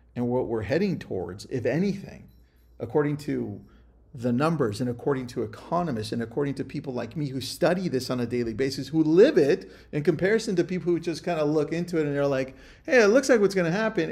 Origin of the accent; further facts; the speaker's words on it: California, United States; also born or lived in Ventura County; I'm from California.